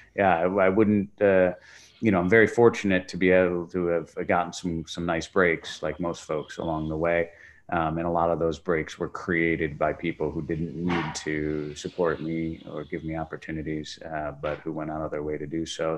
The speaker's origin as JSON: {"language": "English", "town": "Chicago", "region": "Illinois", "country": "United States", "tie": "born or raised there", "also_born_or_lived": "Europe", "moved": "as an adult", "said": "Chicago is be, where I, where I had grown up originally"}